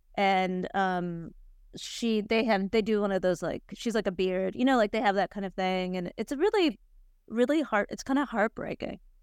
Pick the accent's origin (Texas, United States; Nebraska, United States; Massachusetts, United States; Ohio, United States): Ohio, United States; Cleveland; I grew up in Cleveland